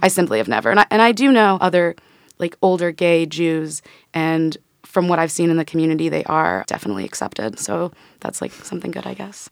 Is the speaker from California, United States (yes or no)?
no; Pittsburgh, Pennsylvania, United States; I grew up in Squirrel Hill, Pittsburgh, P